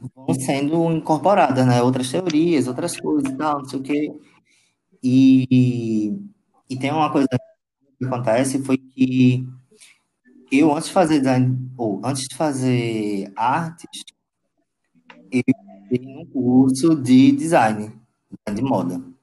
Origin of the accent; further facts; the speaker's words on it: Paulista, Pernambuco, Brazil; also born or lived in Recife; Eu nasci em Recife. É, Porém, eu, eu passei a minha infância e adolescência na cidade de Paulista, fica uma hora na capital, Recife